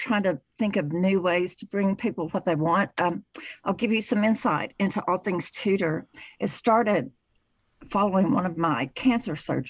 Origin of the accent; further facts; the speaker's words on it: Chattanooga, Tennessee, United States; I am originally from the Chattanooga, Tennessee area